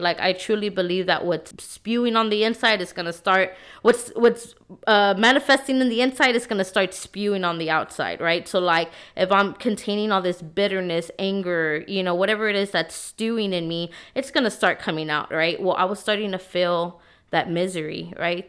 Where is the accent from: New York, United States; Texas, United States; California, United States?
Texas, United States; San Antonio; I'm from San Antonio, Texas, born and raised here